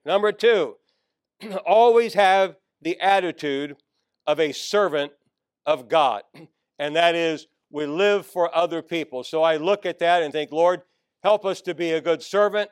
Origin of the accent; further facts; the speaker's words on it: Northern Virginia, United States; I grew up in Northern Virginia, right outside of Washington, D.C., right across the river.